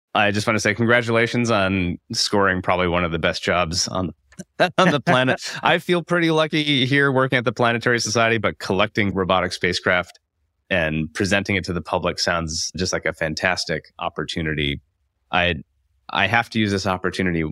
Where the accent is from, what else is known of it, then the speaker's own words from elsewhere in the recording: Iowa City, Iowa, United States; I'm from Iowa, I'm from Iowa City, and I grew up just a few blocks away from the Van Allen building